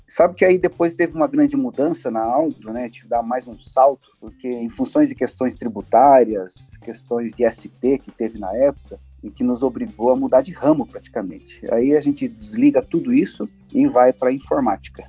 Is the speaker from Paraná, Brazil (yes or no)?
yes; Ivaiporã, Paraná, Brazil; also born or lived in Cornélio Procópio, Paraná; now in Maringá, Brazil; eu sou nascido em Cornélio Procópio, aqui no norte do Paraná, e, e passei a minha, toda a minha, minha juventude em Vaiporã, que é bem próximo aqui de Maringá